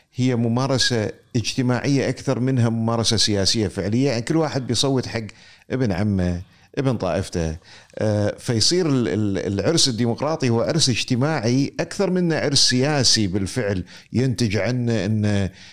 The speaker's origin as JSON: {"language": "Arabic", "country": "Kuwait", "said": "عندنا في الكويت"}